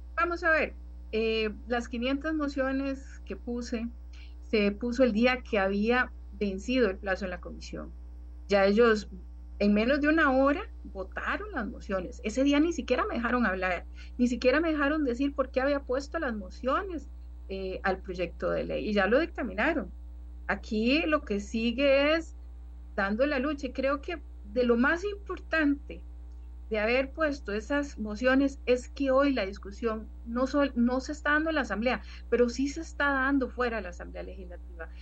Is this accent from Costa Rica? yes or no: yes; Costa Rica; como costarricense